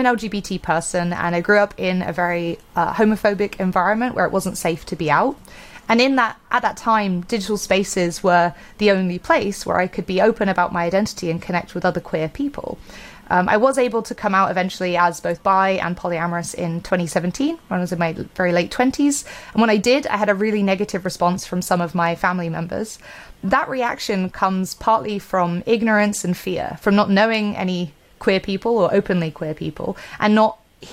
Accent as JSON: {"language": "English", "town": "Bristol", "region": "South West England", "country": "United Kingdom", "tie": "born or raised there", "said": "here in my hometown of Bristol, UK"}